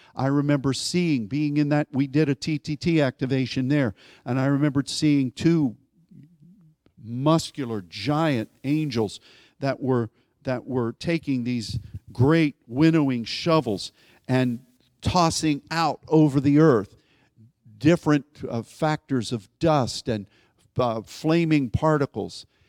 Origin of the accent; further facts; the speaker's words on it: Pittsburgh, Pennsylvania, United States; where I grew up in Pittsburgh